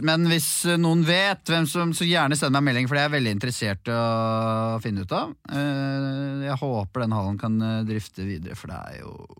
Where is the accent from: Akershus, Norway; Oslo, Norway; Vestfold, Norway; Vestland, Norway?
Akershus, Norway; Bærum; jeg er fra Bærum